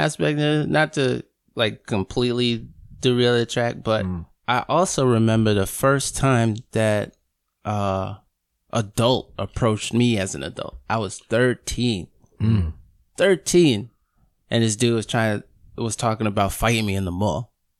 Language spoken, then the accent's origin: English; Queens, New York, United States; I'm also from Queens. But the thing for me is that growing up in Queens, there's a lot of black people. There's a lot of everybody.